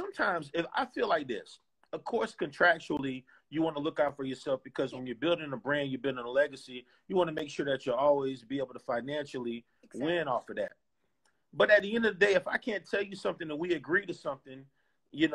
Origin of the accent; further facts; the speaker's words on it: Clearwater, Florida, United States; I'm from Tampa Bay.